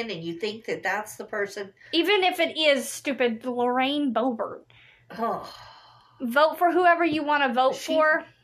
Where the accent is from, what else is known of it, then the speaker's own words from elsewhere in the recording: Kentucky, United States; born there; I was born in Kentucky.